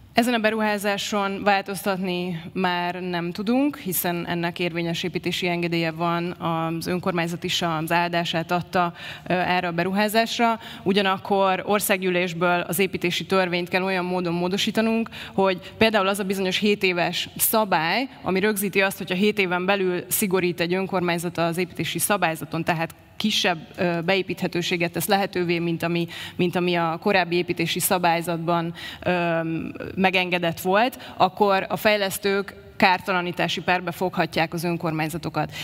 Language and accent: Hungarian; Budapest, Hungary; also born or lived in Berlin; Újbudán születtem, Újbudán élek, dolgozom, ez az otthonom